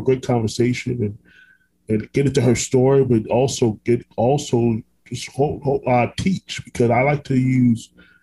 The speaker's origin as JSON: {"language": "English", "town": "Orlando", "region": "Florida", "country": "United States", "tie": "born or raised there", "also_born_or_lived": "Brooklyn, New York", "said": "I was raised in Orlando, Florida, which I still live here now"}